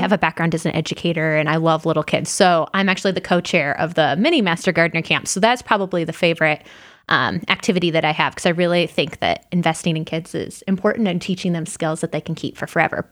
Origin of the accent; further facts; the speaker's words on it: Illinois, United States; now in Indiana, United States; I grew up in Illinois, so not in Indiana